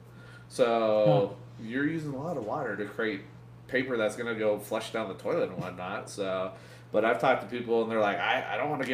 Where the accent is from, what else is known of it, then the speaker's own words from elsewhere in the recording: United States; being an American